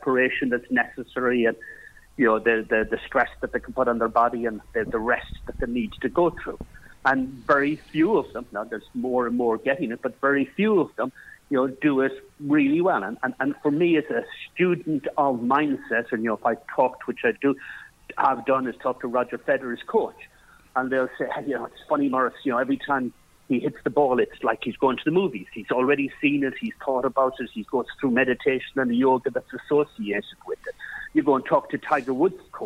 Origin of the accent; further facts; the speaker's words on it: Ireland; now in North East England, United Kingdom; as an Irish person